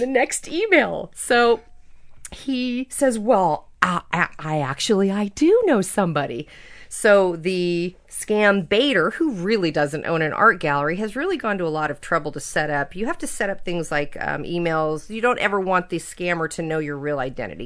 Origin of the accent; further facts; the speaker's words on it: Napa Valley, California, United States; I grew up in the Napa Valley when I was a little